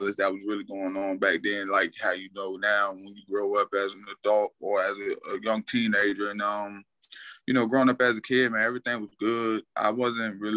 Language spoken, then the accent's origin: English; Portsmouth, Virginia, United States; also born or lived in Lakewood, New Jersey; I'm originally from Lakewood, New Jersey, as far as being born there, but I always put credit in the Portsmouth, Virginia, because, you know, I grew up there as a young kid